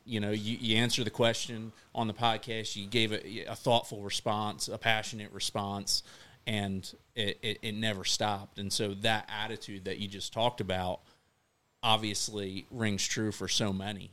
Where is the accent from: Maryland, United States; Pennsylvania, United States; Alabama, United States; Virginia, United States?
Maryland, United States; I'm from Maryland